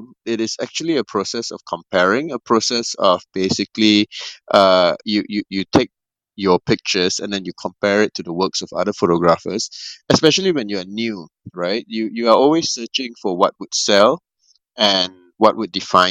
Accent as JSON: {"language": "English", "country": "Malaysia", "said": "one of the more renowned director in my country. I'm from Malaysia"}